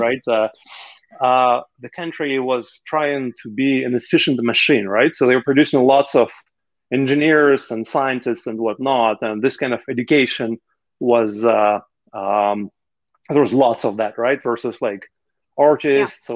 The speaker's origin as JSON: {"language": "English", "country": "Russia", "tie": "born or raised there", "moved": "as an adult", "said": "i was uh, 27 when i left russia"}